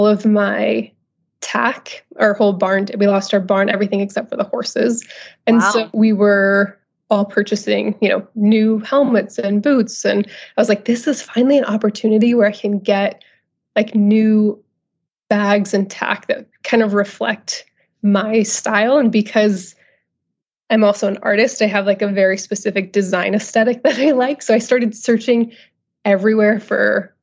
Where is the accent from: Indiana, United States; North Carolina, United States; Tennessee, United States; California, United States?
California, United States; Northern; moved away as an adult; also born or lived in Los Angeles; I'm originally from Northern California, where I'm living now again.